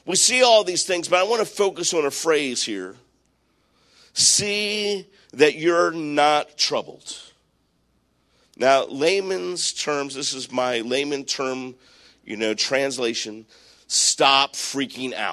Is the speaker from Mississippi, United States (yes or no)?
no; Maryland, United States; I grew up in Maryland